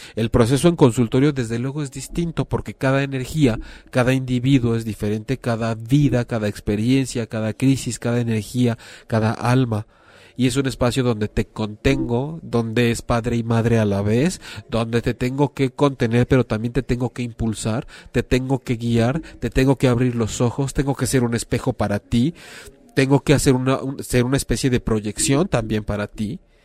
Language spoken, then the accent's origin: Spanish; Mexico; hablando como mexicanos